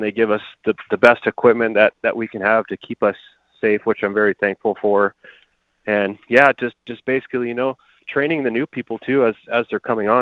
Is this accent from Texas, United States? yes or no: no; Colorado Springs, Colorado, United States; I grew up in Colorado Springs. I went to Cheyenne Mountain High School